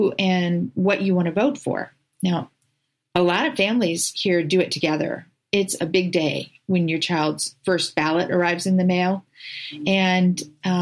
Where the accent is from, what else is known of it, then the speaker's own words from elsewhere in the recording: California, United States; now in Oregon, United States; I grew up in California